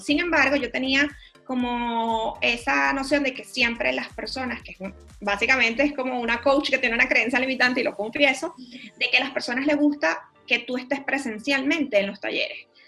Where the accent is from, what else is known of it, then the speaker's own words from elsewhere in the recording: Venezuela; moved away as an adult; also born or lived in Panama; yo soy venezolana, luego emigré a Panamá.